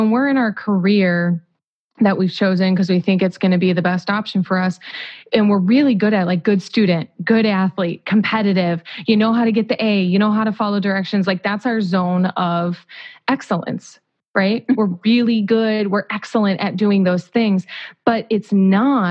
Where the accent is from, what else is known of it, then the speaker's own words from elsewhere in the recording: Whiting, Indiana, United States; I'm from Whiting, Indiana